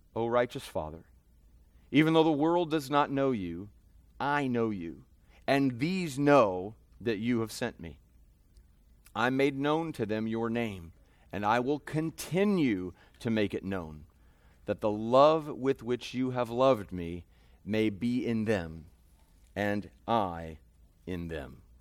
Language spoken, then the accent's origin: English; United States; as American sinners